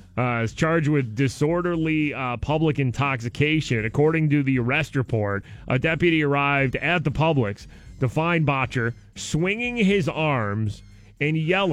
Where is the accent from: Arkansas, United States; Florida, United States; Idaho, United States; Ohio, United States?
Idaho, United States; I'm from Idaho, and that's what people in the West eat instead of ketchup.